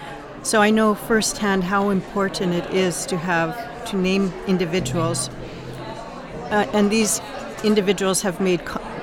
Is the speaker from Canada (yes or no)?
yes; Baker Lake, Nunavut, Canada; I come from Baker Lake.